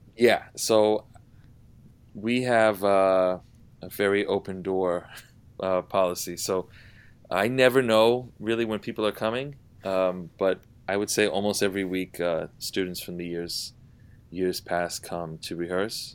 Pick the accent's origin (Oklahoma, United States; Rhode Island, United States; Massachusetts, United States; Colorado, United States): Rhode Island, United States; Providence; moved away as an adult; also born or lived in New York City; now in New York, United States; I grew up in Providence, Rhode Island